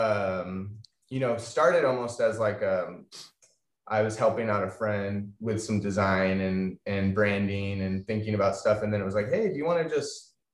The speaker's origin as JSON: {"language": "English", "town": "Atascadero", "region": "California", "country": "United States", "tie": "born or raised there", "also_born_or_lived": "Bishop, California / Washington / Los Angeles", "said": "I grew up in Atascadero"}